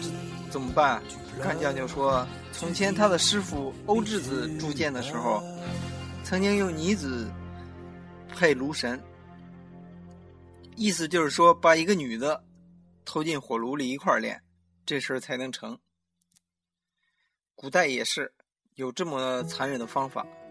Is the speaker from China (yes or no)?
yes; northern China, China; 三个来自北方的土老帽